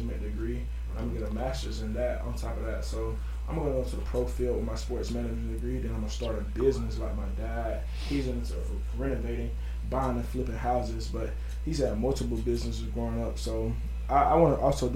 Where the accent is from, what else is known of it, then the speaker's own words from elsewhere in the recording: Georgia, United States; moved away as an adult; now in North Carolina, United States; I'm new to North Carolina. I'm from Georgia